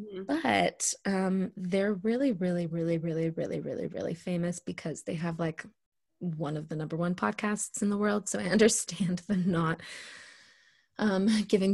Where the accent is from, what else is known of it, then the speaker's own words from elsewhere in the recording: Wichita, Kansas, United States; my hometown in Wichita, Kansas.